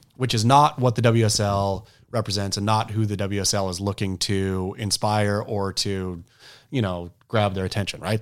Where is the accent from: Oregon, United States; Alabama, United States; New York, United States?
Oregon, United States; I was a kook from Oregon